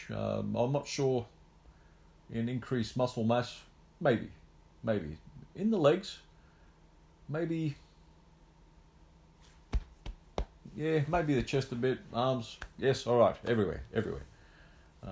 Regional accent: Australia; I was the only Aussie left in the semis

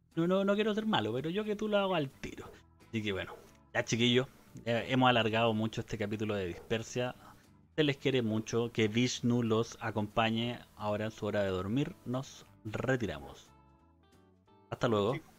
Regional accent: Chile; soy chileno

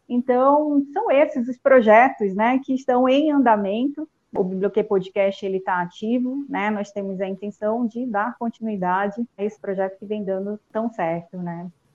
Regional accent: Parintins, Amazonas, Brazil; moved away as an adult; also born or lived in Manaus / Santa Catarina / Chapecó; Eu nasci em Parintins, né, no interior do Amazonas, cursei a graduação em Manaus

